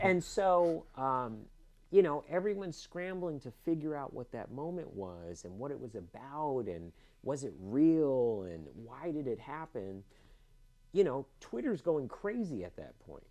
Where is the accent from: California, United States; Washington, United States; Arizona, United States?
California, United States; Los Angeles; also born or lived in Cupertino, California; I went to UCLA. I grew up in Los Angeles